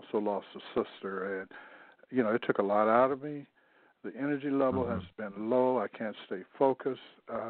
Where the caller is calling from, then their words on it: Missouri, United States; calling from Missouri.